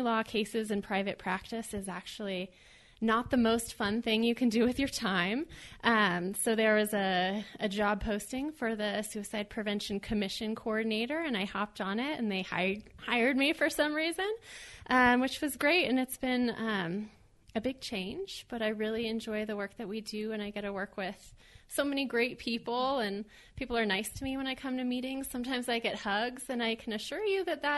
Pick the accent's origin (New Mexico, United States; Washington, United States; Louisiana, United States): New Mexico, United States; I grew up in New Mexico, and I lost 3 friends to suicide before we reached the age of 21.